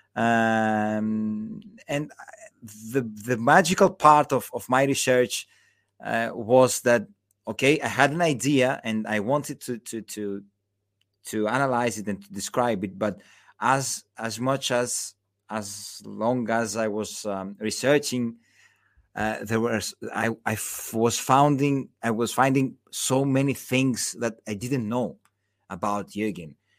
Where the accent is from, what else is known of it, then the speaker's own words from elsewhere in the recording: Patras, Western Greece, Greece; now in Athens, Greece; I was born in Patras, uh, in, in, in the, the, the third most, you know, the third biggest city in, in, in, in, uh, in Greece, but I live in Athens